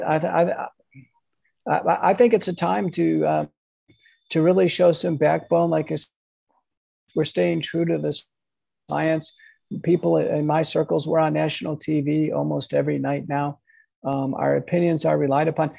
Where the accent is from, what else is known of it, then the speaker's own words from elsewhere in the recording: United States; I'm an Irish American.